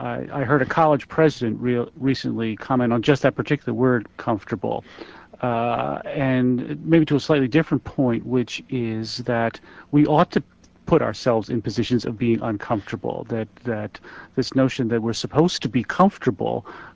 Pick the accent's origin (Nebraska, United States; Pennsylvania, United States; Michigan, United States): Pennsylvania, United States; Philadelphia; I'm from Philadelphia